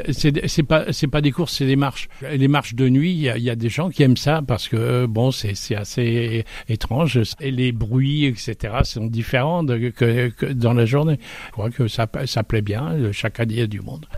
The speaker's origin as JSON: {"language": "French", "area": "Saint-Vincent-du-Lorouër", "region": "Pays de la Loire", "country": "France", "said": "je suis de Saint-Vincent-du-Leroy"}